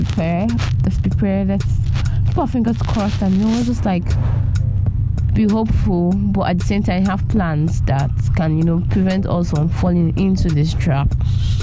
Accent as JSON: {"language": "English", "country": "Nigeria", "said": "proud as a Nigerian youth"}